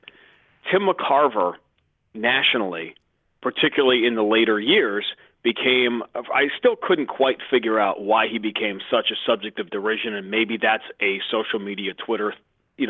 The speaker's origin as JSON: {"language": "English", "region": "New York", "country": "United States", "tie": "born or raised there", "moved": "as an adult", "lives_now": "Boston, United States", "said": "I grew up in Greenwich Village"}